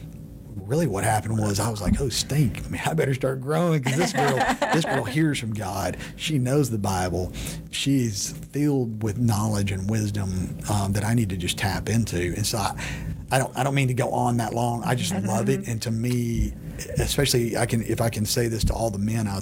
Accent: Texas, United States; I had born and bred in Texas

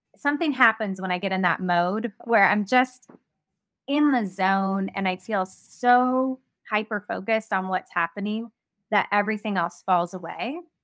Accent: Ventura, California, United States; lived in my hometown of Ventura

